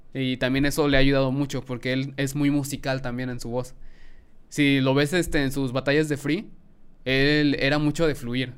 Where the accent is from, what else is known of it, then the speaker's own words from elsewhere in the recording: Mexico; yo como mexicano